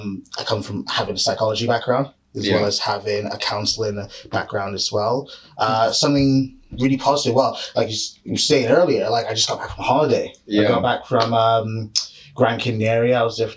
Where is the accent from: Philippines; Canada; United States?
Canada; now in United Kingdom; originally from Canada. So that's why my accent sounds very, very offish because like I'm a guy who's been living here for like 20 odd years and I'm sort of like a hybrid of all the accents I've had.